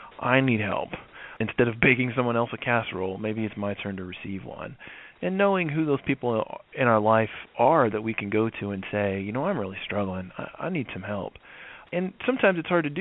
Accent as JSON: {"language": "English", "region": "the South", "country": "United States", "tie": "born or raised there", "said": "I grew up in the South and I grew up in an evangelical Christian church"}